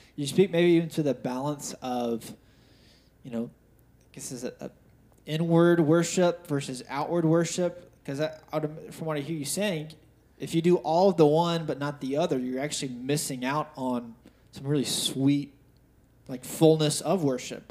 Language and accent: English; United States; we grew up in America